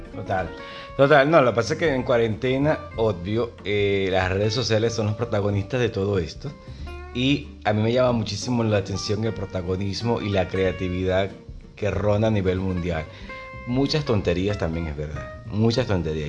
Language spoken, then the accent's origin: Spanish; Venezuela; moved away as an adult; now in Buenos Aires, Argentina; yo soy venezolano